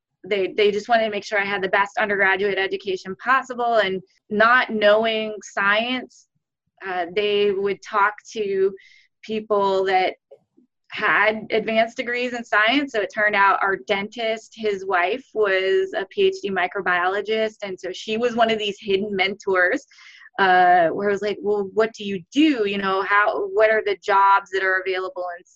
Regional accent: Cleveland, Ohio, United States; moved away; I grew up in Cleveland. I would say growing up in Ohio

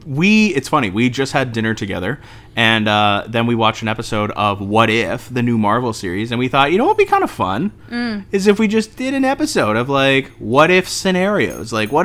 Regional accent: Canada; we're all Canadian

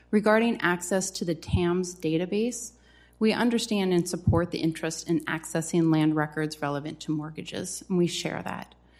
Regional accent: South Dakota, United States; my home state of South Dakota

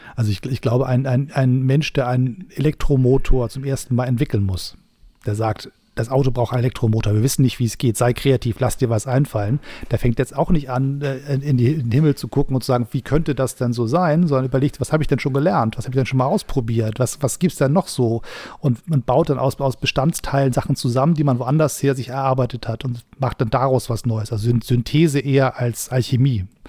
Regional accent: Hamburg, Germany; als Hamburger

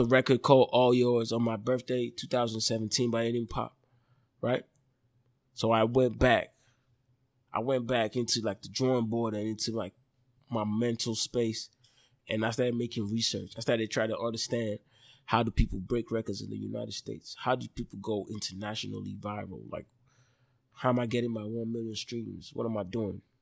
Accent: Lagos, Nigeria; moved away as an adult; also born or lived in Port Harcourt, Rivers State, Nigeria; now in Dallas, United States; I was born in Lagos. Parents are from Delta State, Nigeria. Grew up in Lagos

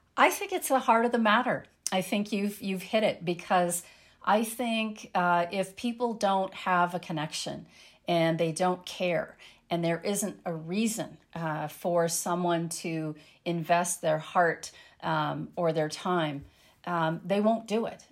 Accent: landlocked Colorado, United States; I grew up in Lanlock, Colorado

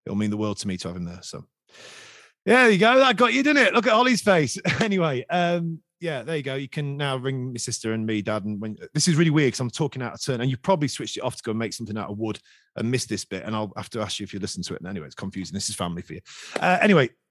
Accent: Skegness, East Midlands, United Kingdom; I'm from Skeg, which doesn't really have a team

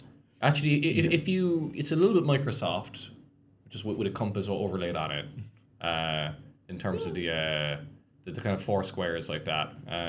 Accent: Canada; As a Canadian, that is embarrassing.

